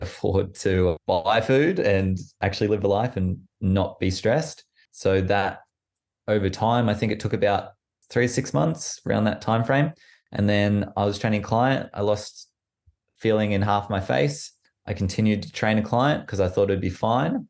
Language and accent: English; Orange, New South Wales, Australia; moved away as an adult; also born or lived in Canberra; now in London, United Kingdom; I was born in Canberra, moved to Orange when I was quite young, in New South Wales.